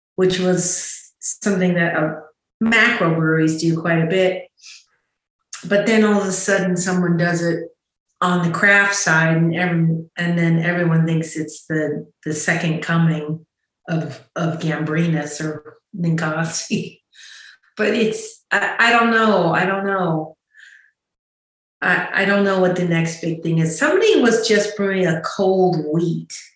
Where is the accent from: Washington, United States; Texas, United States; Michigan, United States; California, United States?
California, United States; Chico; I grew up just outside of Chico